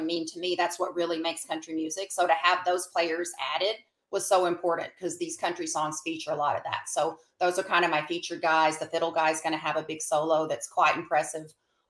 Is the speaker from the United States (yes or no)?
yes; Arkansas, United States; accent: twang; Moved away. Arkansas.